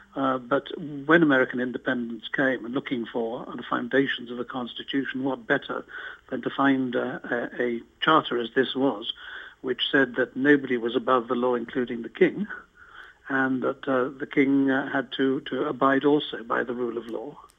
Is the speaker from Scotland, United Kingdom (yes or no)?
yes; Scotland, United Kingdom; I live in Scotland. I am a Scot, although I, I was actually an English MP.